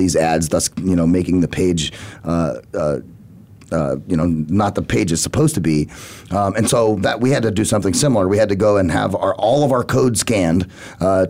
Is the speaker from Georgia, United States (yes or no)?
no; Phoenix, Arizona, United States; I grew up in the West Valley, so I went to Washington High School in the standard Phoenix Union High School District